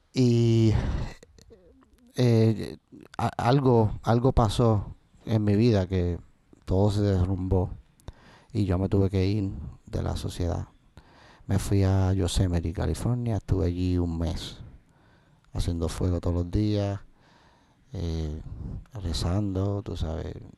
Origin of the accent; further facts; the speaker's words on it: Puerto Rico; mis raíces como, como puertorriqueño de la décima